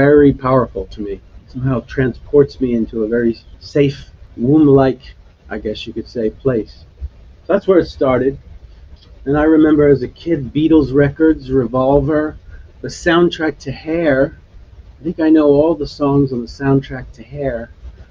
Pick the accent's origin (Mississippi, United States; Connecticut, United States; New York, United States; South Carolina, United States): New York, United States; Long Island; also born or lived in Bronx, New York / Brooklyn, New York; I was born in the Bronx. I grew up on Long Island. I lived the last 25 years of my life in Brooklyn